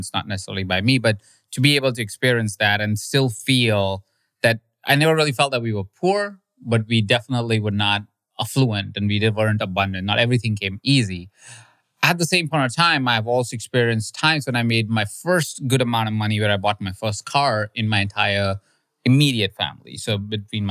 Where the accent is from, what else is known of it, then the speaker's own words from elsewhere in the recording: India; moved away; I grew up in India